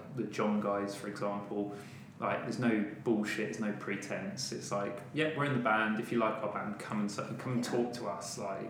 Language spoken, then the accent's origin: English; West Country, South West England, United Kingdom; moved away; originally I am from the West Country